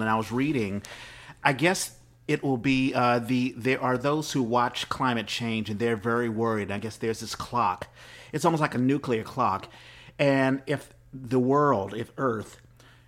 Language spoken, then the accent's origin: English; Washington, District of Columbia, United States; also born or lived in San Antonio, Texas; I'm from DC.